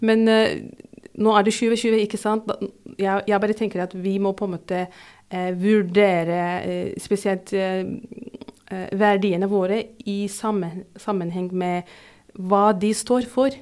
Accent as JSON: {"language": "Norwegian", "country": "Turkey", "second_language": "Norwegian", "moved": "as an adult", "lives_now": "Drammen, Norway", "said": "Jeg sier ikke opprinnelig fra Tyrkia, for jeg er fra Tyrkia."}